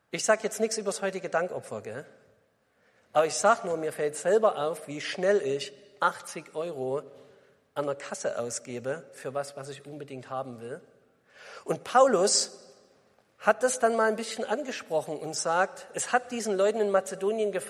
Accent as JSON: {"language": "German", "region": "East Germany", "country": "Germany", "said": "Sie hören es ja vielleicht, ihr hört es ja vielleicht, ich komme aus dem Osten."}